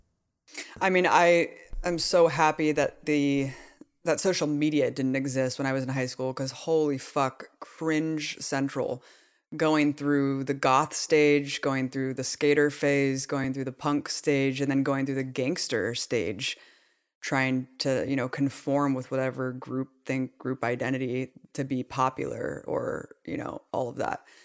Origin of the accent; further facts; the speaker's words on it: Pleasanton, California, United States; we grew up in Pleasanton